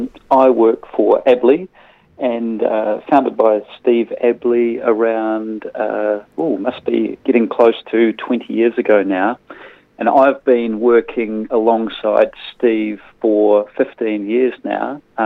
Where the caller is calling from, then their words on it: Christchurch, Canterbury, New Zealand; I'm calling from Christchurch.